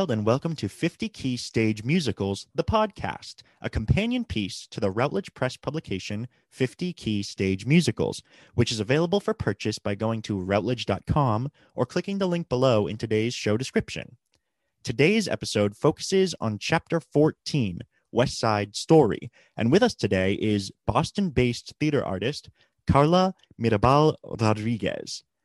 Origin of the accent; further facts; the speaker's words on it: Puerto Rico; when people saw on my resume that I'm from Puerto Rico